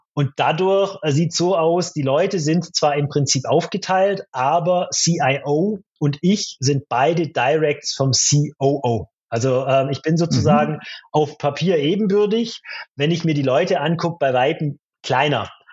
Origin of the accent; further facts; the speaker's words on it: Stuttgart area, Baden-Württemberg, Germany; ich komme ja aus der Stuttgarter Gegend